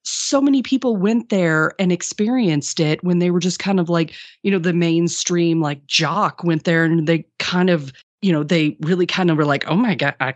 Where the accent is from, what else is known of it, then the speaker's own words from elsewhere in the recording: Des Moines, Iowa, United States; I grew up in Des Moines, Iowa